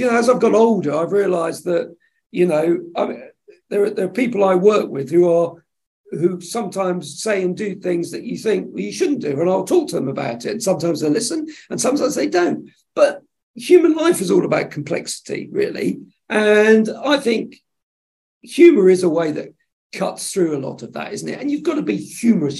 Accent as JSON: {"language": "English", "area": "Suffolk", "region": "East of England", "country": "United Kingdom", "tie": "born or raised there", "also_born_or_lived": "Plymouth, Devon", "said": "I grew up in Suffolk after after he got out of the Marines"}